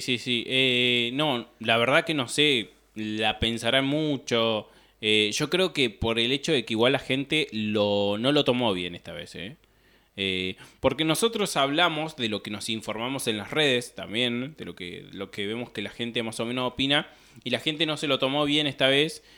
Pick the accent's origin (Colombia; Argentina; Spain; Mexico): Argentina; Pico Truncado, Santa Cruz; nosotros somos de Pico Truncado, Santa Cruz, de una ciudad que está al, al norte de la provincia de Santa Cruz